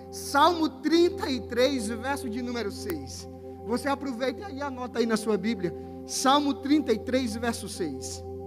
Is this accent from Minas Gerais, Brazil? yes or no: no; Natal, Rio Grande do Norte, Brazil; now in Rio Verde, Brazil; Eu sou da terra das praias. Sou do Natal. Embora moro em Rio Verde, mas sou do Natal.